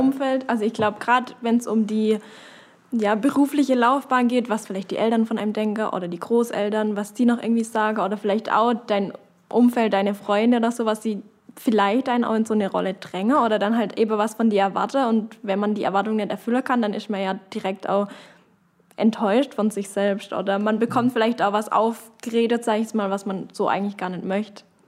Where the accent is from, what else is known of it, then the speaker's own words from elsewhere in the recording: Knittlingen, Baden-Württemberg, Germany; ich komme aus Kittinger